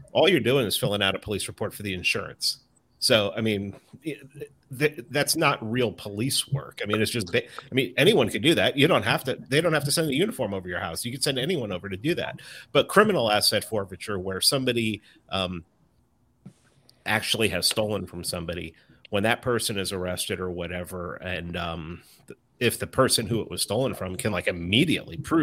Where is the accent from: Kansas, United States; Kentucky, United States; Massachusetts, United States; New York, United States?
New York, United States; New York City; I grew up in the Bronx in an apartment building